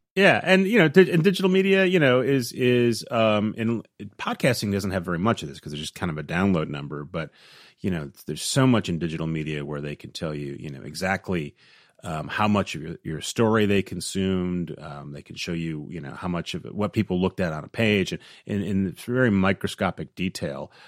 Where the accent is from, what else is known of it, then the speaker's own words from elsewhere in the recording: Midwest, United States; growing up in the Midwest, in the U S